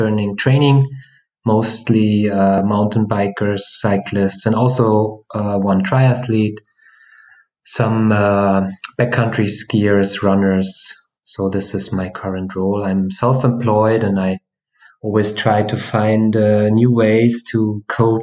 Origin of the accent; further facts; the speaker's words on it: Bavaria, Germany; I'm from Bavaria in Germany